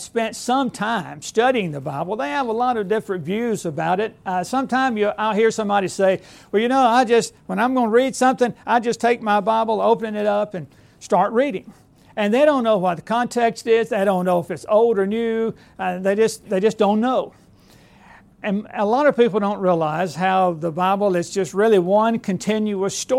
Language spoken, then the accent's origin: English; Alabama, United States; moved away as an adult; now in Lawrenceburg, United States; I am a recent transplant to up there, being born and raised in Alabama